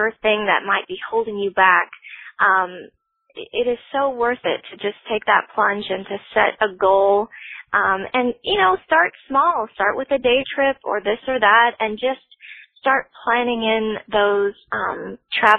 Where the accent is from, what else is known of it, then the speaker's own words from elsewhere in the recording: Florida, United States; growing up in Florida